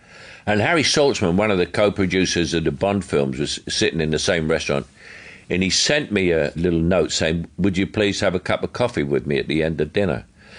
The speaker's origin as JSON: {"language": "English", "region": "London", "country": "United Kingdom", "accent": "Cockney", "said": "he would only have seen me as a Cockney and unable to do anything else."}